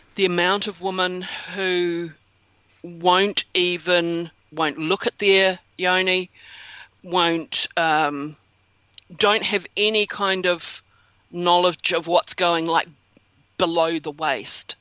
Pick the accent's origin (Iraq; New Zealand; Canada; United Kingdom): New Zealand; that's where I'm from is from New Zealand